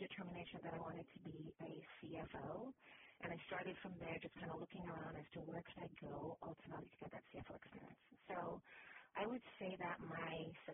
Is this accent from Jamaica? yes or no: yes; Jamaica; moved away; also born or lived in Canada / Miami; I'm originally from Jamaica, went to university in Canada